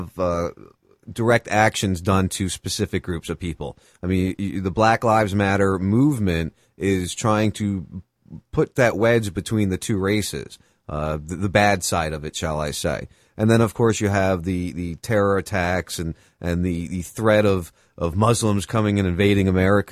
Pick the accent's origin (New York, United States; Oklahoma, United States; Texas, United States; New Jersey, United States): New Jersey, United States; I grew up in Jersey